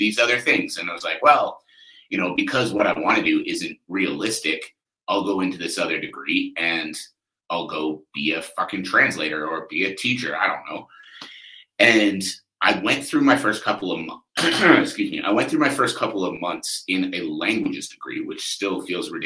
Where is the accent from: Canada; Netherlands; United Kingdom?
Canada; I'm Canadian